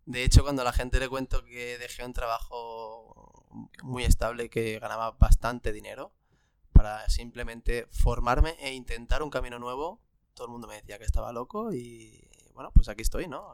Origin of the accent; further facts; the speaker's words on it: Barcelona, Catalonia, Spain; yo soy de aquí, de Barcelona